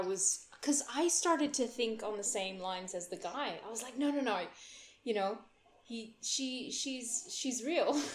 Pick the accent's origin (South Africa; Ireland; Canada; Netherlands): Netherlands; now in Australia; I had never had a blackout before in the Netherlands